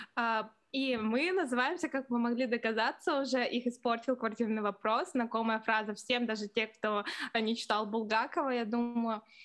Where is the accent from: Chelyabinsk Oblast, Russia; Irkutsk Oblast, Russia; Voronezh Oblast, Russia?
Irkutsk Oblast, Russia; Irkutsk; now in Moscow, Russia; я сама из маленького города, город Иркутск, это возле Байкала